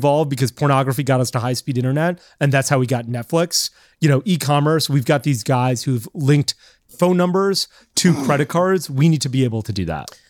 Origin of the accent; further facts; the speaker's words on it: Florida, United States; moved away; also born or lived in New York; I grew up in Florida.